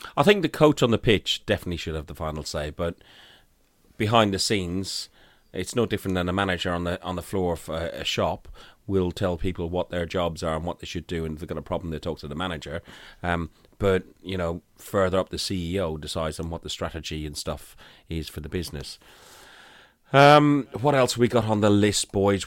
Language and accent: English; Ireland; moved away as an adult; now in United Kingdom; as an Irishman